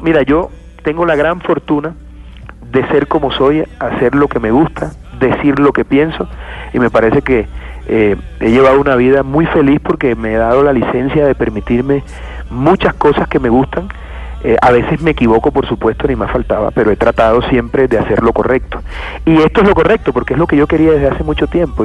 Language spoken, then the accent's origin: Spanish; Montería, Córdoba, Colombia; yo me crié en Montería